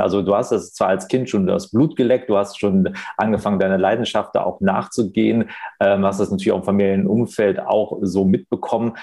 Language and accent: German; Wuppertal, North Rhine-Westphalia, Germany; in meiner Geburtsstadt in Wuppertal